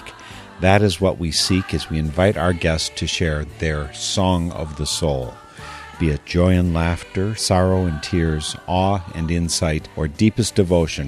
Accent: Wisconsin, United States; also born or lived in Eau Claire, Wisconsin; I am a Wisconsinite. I've lived in Eau Claire since 88

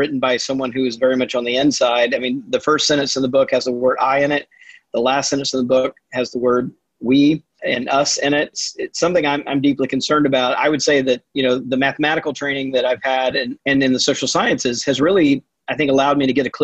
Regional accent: Mississippi, United States; I grew up Southern Baptist in Mississippi

